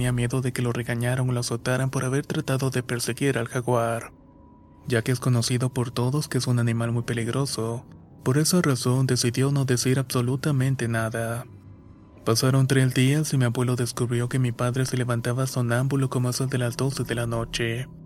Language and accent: Spanish; Tamaulipas, Mexico; soy del estado de Tamaulipas, México.